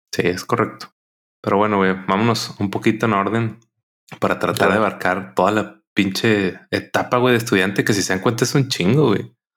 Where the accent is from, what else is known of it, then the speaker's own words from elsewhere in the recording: Monterrey, Nuevo León, Mexico; los que somos de Monterrey